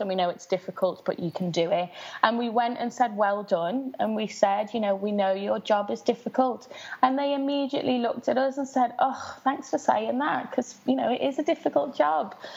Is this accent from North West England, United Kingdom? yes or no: yes; Liverpool, North West England, United Kingdom; I grew up in West Everton, which is a very low-income area in Liverpool